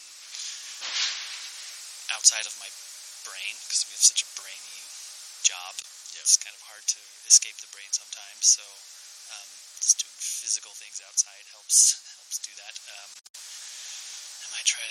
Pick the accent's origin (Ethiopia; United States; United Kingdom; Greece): United States; Wyoming; now in Paonia, United States; I grew up dirt poor in Wyoming